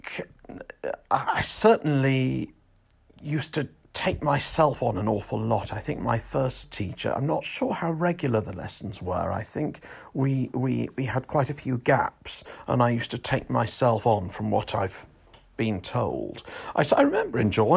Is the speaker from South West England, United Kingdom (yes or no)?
yes; Weymouth, South West England, United Kingdom; my hometown of Weymouth